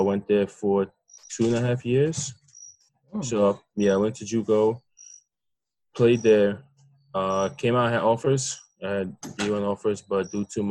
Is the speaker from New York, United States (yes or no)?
yes; New York City, New York, United States; also born or lived in Russia; now in East Meadow, United States; I'm from Brooklyn, New York. But I live right now in East Meadow, New York, on Long Island. Moved a couple of months ago. Came to this country when I was 7. I'm Russian.